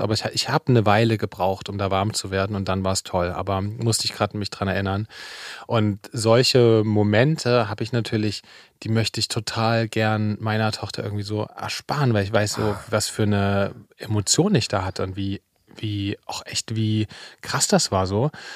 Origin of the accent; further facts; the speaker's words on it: Saxony, Germany; now in Berlin, Germany; ich bin ja in Sachsen zur Schule gegangen